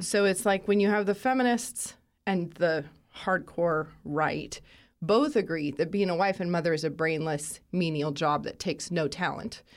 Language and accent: English; Moscow, Idaho, United States; Born and raised in Moscow, Idaho